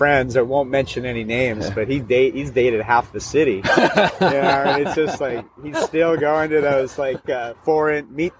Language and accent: English; Seattle, Washington, United States; moved away as an adult; now in Sapporo, Japan; I'm from the U.S. I'm from Seattle